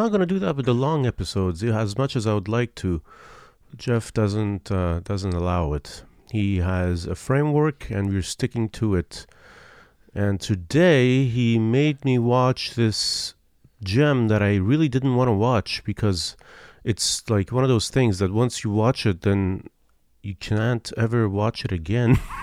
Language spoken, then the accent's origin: English; Iran; moved away; I'm from Iran